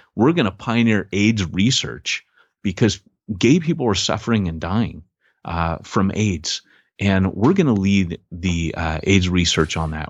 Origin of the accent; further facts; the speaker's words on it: United States; moved away as an adult; also born or lived in Britain; I'm an American